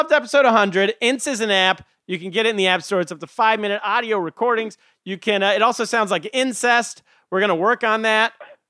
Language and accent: English; California, United States; moved away; Growing up in California, you never hear about Rosh Hashanah.